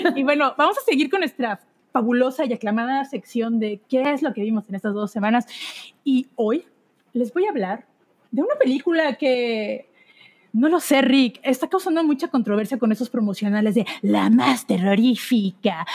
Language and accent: Spanish; Veracruz, Mexico; yo que soy de Veracruz y crecí en un hogar eh, cristiano